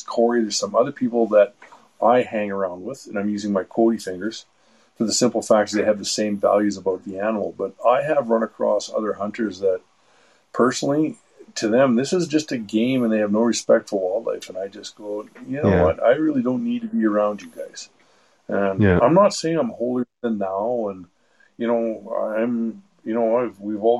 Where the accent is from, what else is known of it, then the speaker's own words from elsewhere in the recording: St. Albert, Alberta, Canada; now in Mallaig, Canada; I grew up in St. Albert